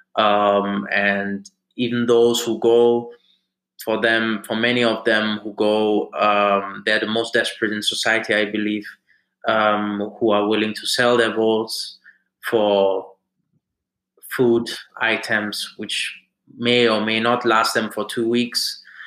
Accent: Frankfurt, Hesse, Germany; moved away as an adult; also born or lived in Nigeria; now in United Kingdom; I'm a Nigerian, uh, born in Germany in Frankfurt, and uh, came to the UK in 2011 uh, for my studies

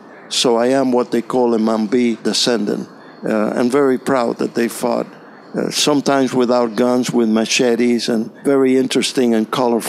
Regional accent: Havana, Cuba; English is a second language; now in Florida, United States; I was born in Cuba, in Havana. My parents were born also in Cuba. My grandparents were born in Spain and came to Cuba.

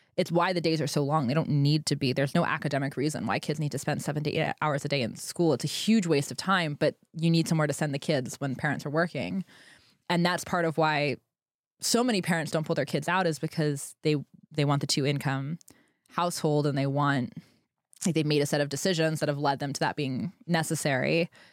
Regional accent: Pennsylvania, United States; I grew up in Pennsylvania, which was a fairly restrictive state

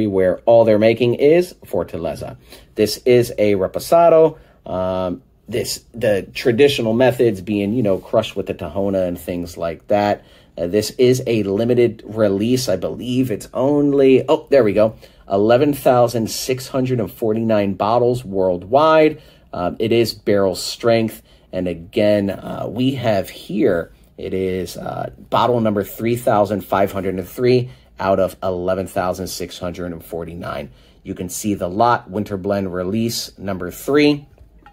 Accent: Miami, Florida, United States; we are from Miami

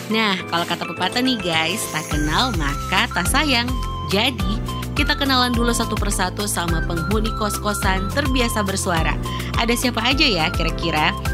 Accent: Kendal, Central Java, Indonesia; Asal gue dari Kendal, Jawa Tengah. Gue berada di kaki Gunung Ungaran loh.

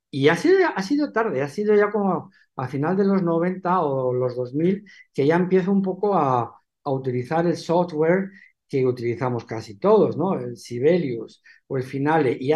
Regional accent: Benidorm, Valencian Community, Spain; now in Alicante, Spain; aunque yo soy de aquí, pero como no he vivido nunca aquí, bueno, yo realmente soy de Benidorm. Mi padre era de Benidorm

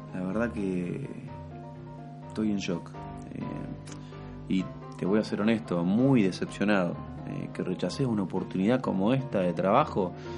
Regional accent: Santa Fe, Argentina; Yo encima acá que soy de Santa Fe

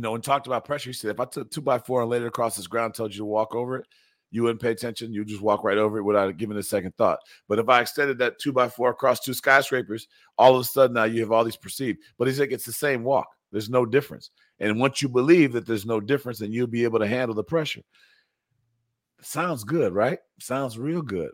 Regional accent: Evanston, Illinois, United States; I'm from Evanston.

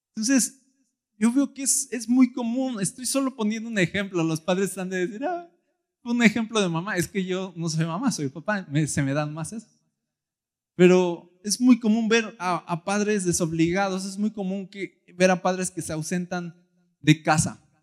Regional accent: Mexico; yo soy mexicano

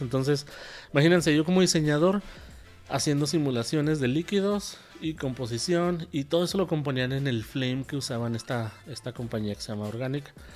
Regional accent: Ciudad Juárez, Chihuahua, Mexico; moved away as an adult; also born or lived in Mexico City; regresaba a mi pueblo en Ciudad Juárez

